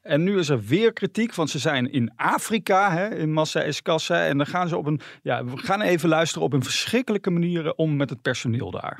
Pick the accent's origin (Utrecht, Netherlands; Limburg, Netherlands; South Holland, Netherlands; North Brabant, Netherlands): North Brabant, Netherlands; wij komen ook uit Brabant